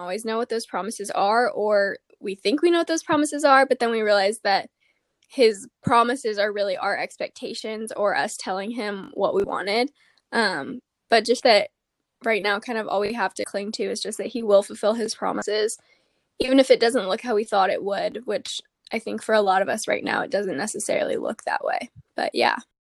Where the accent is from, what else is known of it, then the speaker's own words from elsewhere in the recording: Gilbert, Arizona, United States; But I'm from Arizona. I grew up in Gilbert